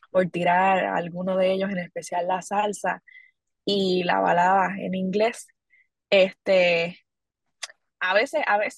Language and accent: Spanish; Corozal, Puerto Rico; de verdad estoy muy agradecida con, con esa oportunidad que mi pueblo corozaleño me ha brindado.